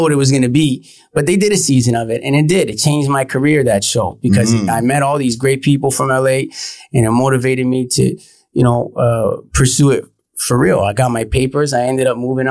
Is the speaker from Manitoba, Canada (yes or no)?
no; Vaughan, Ontario, Canada; also born or lived in Toronto / Los Angeles; I grew up in Woodbridge. That's where I'm from originally and spent most of my time